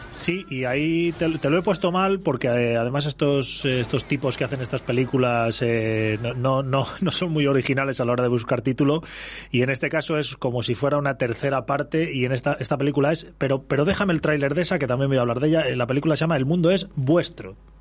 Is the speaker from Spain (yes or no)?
yes; Castile, Spain; para gente como nosotros, castellanos